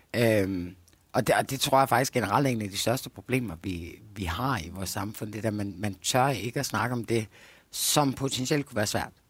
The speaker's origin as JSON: {"language": "Danish", "country": "Denmark", "said": "jeg kommer fra Jylland"}